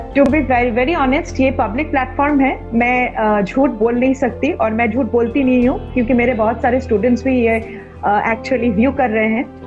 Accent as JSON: {"language": "Hindi", "town": "Bokaro", "region": "Jharkhand", "country": "India", "tie": "born or raised there", "moved": "yes", "lives_now": "Kolkata, India", "said": "मैं कोलकाता से हूँ नहीं आई एम फ्रॉम बोकारो तो इसलिए मैं बंगाली हूँ लेकिन ब्रॉटअप इन बोकारो झारखंड में"}